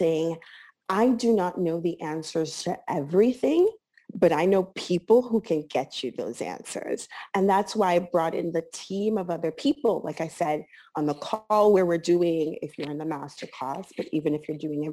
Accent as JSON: {"language": "English", "town": "Miami", "region": "Florida", "country": "United States", "tie": "born or raised there", "also_born_or_lived": "New York", "moved": "as an adult", "lives_now": "Milan, Italy", "said": "growing up in Miami was a lot of fun"}